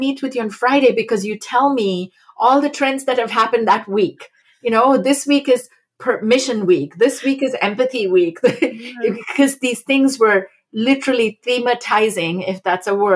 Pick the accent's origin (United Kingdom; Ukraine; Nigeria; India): India; moved away as an adult; also born or lived in Massachusetts, United States; I grew up in India and came as a junior transfer student in undergraduate university to Smith College